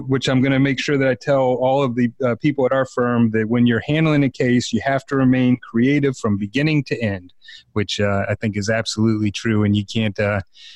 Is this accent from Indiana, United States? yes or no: no; Silver Spring / Columbia area, Maryland, United States; now in Atlanta, United States; I am from Maryland, just south of Baltimore, from Silver Spring, Columbia area